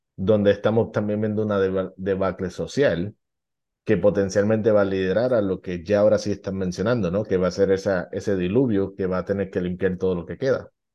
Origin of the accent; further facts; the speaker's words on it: Puerto Rico; now in United States; yo sé de Puerto Rico